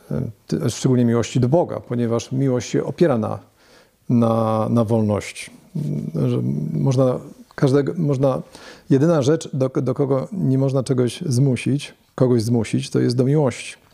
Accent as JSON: {"language": "Polish", "town": "Leszno", "region": "Greater Poland", "country": "Poland", "lives_now": "Wrocław, Poland", "said": "A ja z Wielkopolski, z Leszna."}